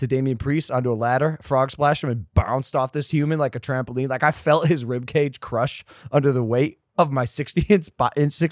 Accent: United States; I'm from the States

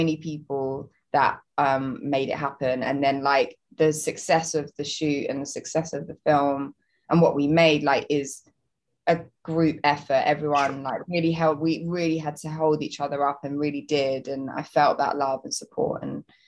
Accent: Southend-on-Sea, East of England, United Kingdom; moved away as an adult; now in London, United Kingdom; I grew up just outside of London in, about an hour and a half in Essex, in a little seaside town called Southend-on-Sea. That's where I grew up.

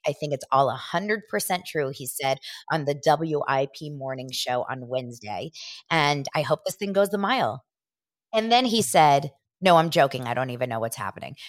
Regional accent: Los Angeles, California, United States; I was born here in Los Angeles

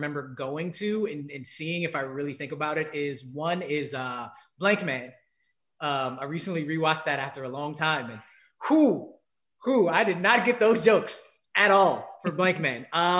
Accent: New York, United States; also born or lived in Los Angeles / Washington, D.C. / Chicago / Ohio; I'm originally from New York. I'm a diehard, unfortunate, but this year kind of okay Knicks fan.

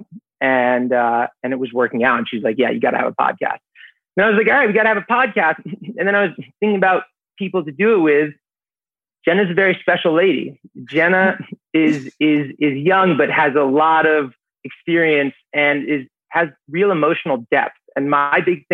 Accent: New York City, New York, United States; born and raised here in the city, stayed in the city for college, worked in the city after college. I'm a New Yorker.

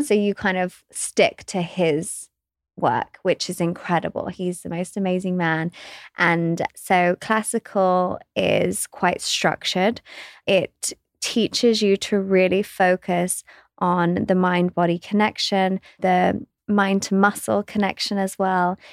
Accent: West Sussex, South East England, United Kingdom; I grew up in West Sussex. in England

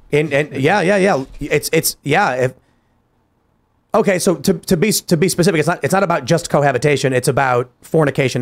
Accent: Chicago, Illinois, United States; moved away; I'm from Chicago.

